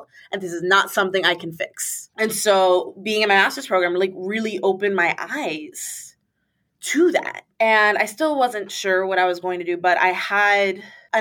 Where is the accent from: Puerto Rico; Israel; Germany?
Puerto Rico; moved away as an adult; I'm from Puerto Rico